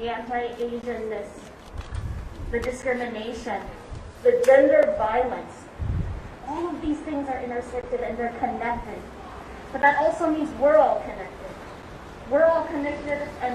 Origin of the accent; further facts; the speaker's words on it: Madison, Wisconsin, United States; born and raised in Madison, Wisconsin. I am a very proud Wisconsinite